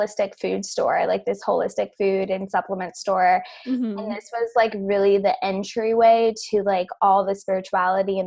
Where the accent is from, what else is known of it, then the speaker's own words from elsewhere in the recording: Tampa, Florida, United States; also born or lived in Denver / Clearwater; I was actually born and raised in Tampa